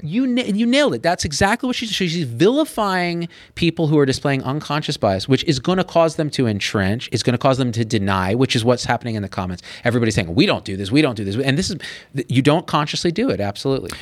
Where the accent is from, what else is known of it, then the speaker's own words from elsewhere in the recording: Clovis, California, United States; moved away as an adult; also born or lived in Berkeley, California / San Francisco, California; I was always the other in Clovis, California